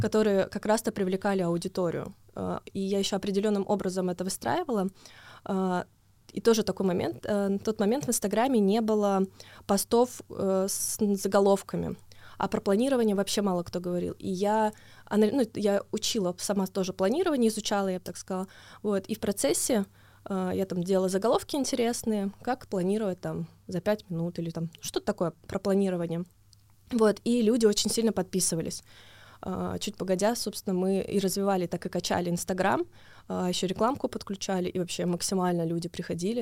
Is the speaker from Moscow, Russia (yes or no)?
no; Tomsk, Tomsk Oblast, Russia; я из Томска